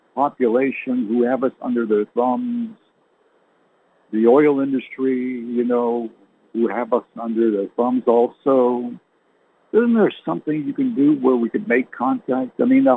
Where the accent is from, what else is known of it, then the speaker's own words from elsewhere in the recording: Canada; born there; You know, my parents were English. But I never learned to speak like they did because I was born in Canada.